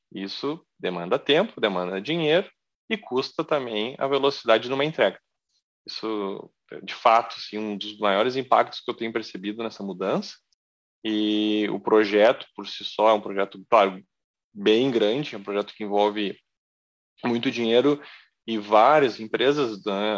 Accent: Porto Alegre, Rio Grande do Sul, Brazil; moved away; Eu sou gaúcho, de Porto Alegre

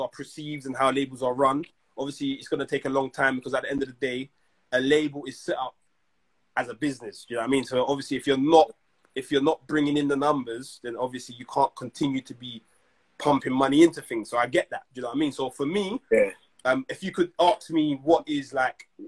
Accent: London, United Kingdom; I'm from South

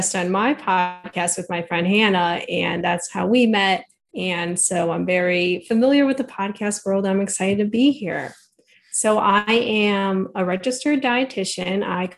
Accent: Northwest Chicago suburbs, Illinois, United States; I'm actually from Northwest Chicago suburbs. Okay. And this is where I've grown up and lived for the entirety of my life.

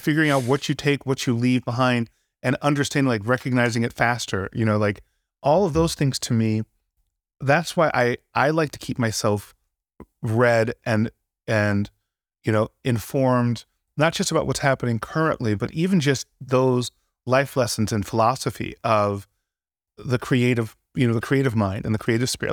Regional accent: Santa Barbara, California, United States; moved away as an adult; growing up in Santa Barbara, I, I was into music

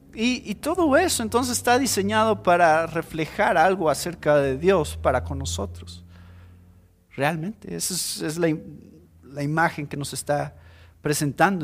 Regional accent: Mexico; Somos cristianos primero y esa es nuestra identidad primeramente y después somos mexicanos

